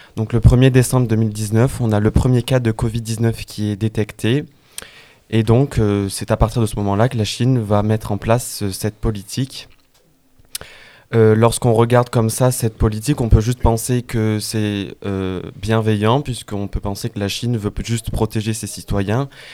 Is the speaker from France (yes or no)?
yes; France; nous en tant que Français